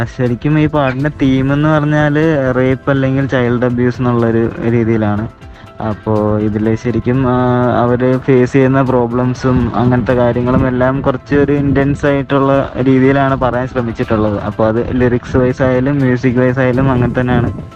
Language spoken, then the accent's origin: Malayalam; Kollam, Kerala, India; now in Chennai, India; എന്റെ നാട് കൊല്ലമാണ് ഞാൻ താമസിക്കുന്നത് ചെന്നൈയിലാണ്